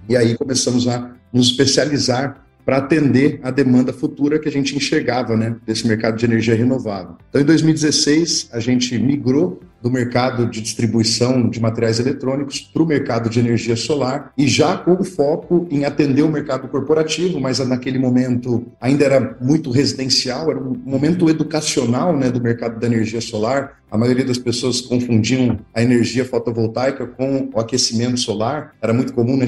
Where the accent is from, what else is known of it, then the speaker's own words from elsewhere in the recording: Ourinhos, São Paulo, Brazil; Eu sou natural de Ourinhos, interior de São Paulo